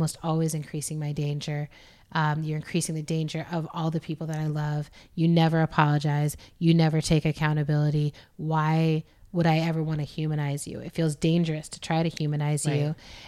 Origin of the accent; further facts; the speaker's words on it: Germany; Or look, you know, we grew up in Germany, which at the time we grew up there, we were in West Germany and there was a wall.